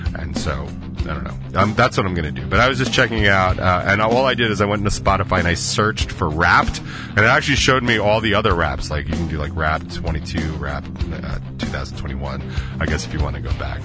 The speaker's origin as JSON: {"language": "English", "region": "the South", "country": "United States", "said": "now I'm from the South"}